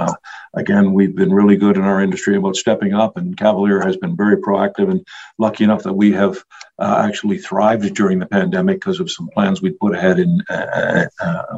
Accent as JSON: {"language": "English", "country": "Canada", "said": "I'm a Canadian shipping into the U.S."}